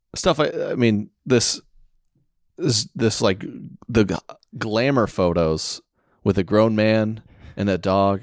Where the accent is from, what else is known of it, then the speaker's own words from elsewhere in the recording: Oklahoma, United States; moved away; I was from Oklahoma